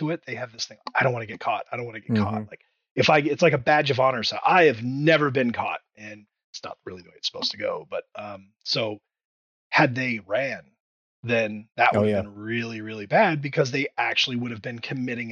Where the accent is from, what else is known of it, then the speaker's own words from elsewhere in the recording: Indiana, United States; moved away; I'm from Indiana originally